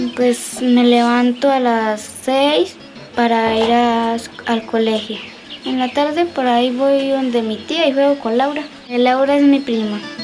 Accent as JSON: {"language": "Spanish", "town": "Riachuelo", "region": "Santander", "country": "Colombia", "said": "Soy de Riachuelo. Vivo en el centro del corregimiento."}